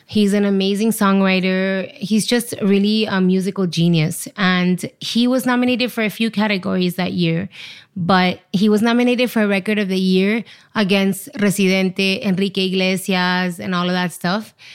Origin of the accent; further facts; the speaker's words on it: Miami, Florida, United States; moved away as an adult; also born or lived in Chile / Los Angeles; now in New York, United States; I'm from Chile. I was there till I was four, and then we moved to Miami, to the States